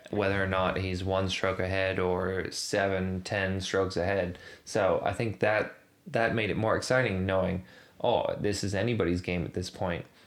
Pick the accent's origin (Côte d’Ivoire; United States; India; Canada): Canada; now in Australia; as a Canadian